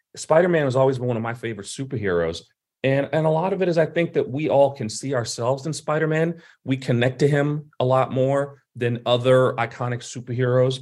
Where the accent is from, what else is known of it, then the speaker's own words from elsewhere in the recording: New York City, New York, United States; I'm from Brooklyn as well